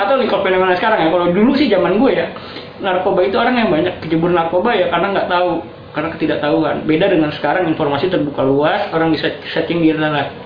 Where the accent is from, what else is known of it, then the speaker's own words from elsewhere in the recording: Jakarta, Indonesia; gue dilahirkan dan besar di Jakarta Pusat di daerah Pasar Baru